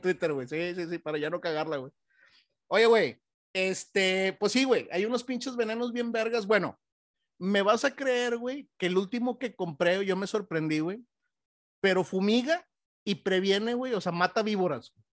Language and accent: Spanish; Monterrey, Nuevo León, Mexico; now in Texas, United States; como buen regiomontano, güey, y como buen mexicano